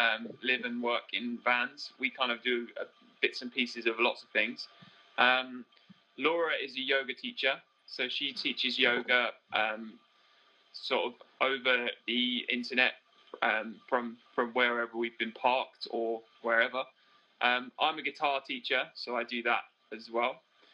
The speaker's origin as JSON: {"language": "English", "region": "East of England", "country": "United Kingdom", "said": "We are from the UK, from Cambridgeshire. We aren't actually currently in our van because we recently returned to the UK and had to quarantine."}